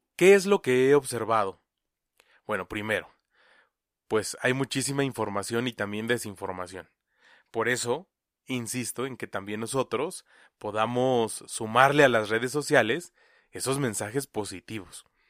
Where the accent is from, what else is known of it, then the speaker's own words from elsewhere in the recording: Mexico; como mexicanos